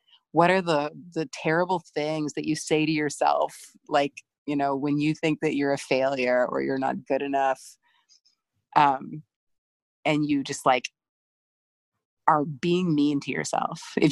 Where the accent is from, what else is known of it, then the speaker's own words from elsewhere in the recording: Bible Belt, Southeast, United States; moved away as an adult; I grew up queer in the Southeast in the middle of the Bible Belt